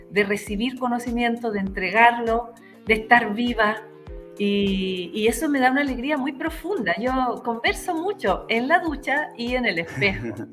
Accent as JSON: {"language": "Spanish", "town": "Santiago", "region": "Santiago Metropolitan Region", "country": "Chile", "said": "Nosotros dos venimos de Santiago"}